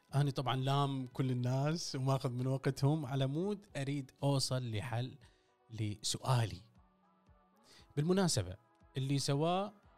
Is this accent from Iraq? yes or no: yes; Iraq; أنا عراقي أسولف على العراقي